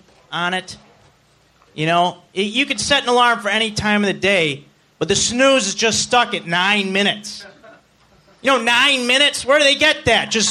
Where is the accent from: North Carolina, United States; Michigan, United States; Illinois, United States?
Illinois, United States; Chicago